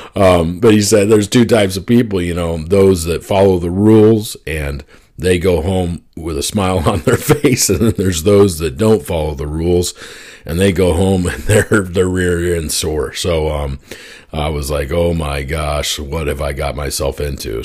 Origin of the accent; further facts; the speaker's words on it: Oklahoma, United States; also born or lived in Arizona; my parents split up, and we moved from Arizona to Oklahoma